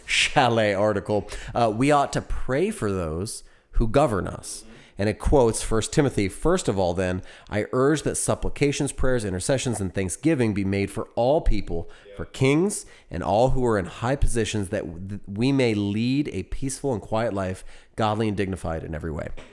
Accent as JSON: {"language": "English", "country": "United States", "moved": "yes", "lives_now": "Texas, United States", "said": "I am an American."}